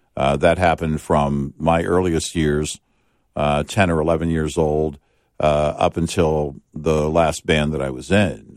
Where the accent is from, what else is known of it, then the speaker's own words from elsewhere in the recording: the South, United States; growing up in the South, it had a feel like a hot summer day.